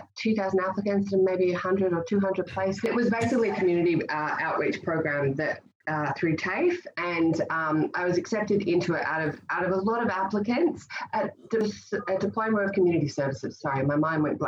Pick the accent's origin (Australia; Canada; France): Australia; Sydney, New South Wales; also born or lived in North Shore, Sydney / Central Coast / Blue Mountains; I grew up in the Eastern Suburbs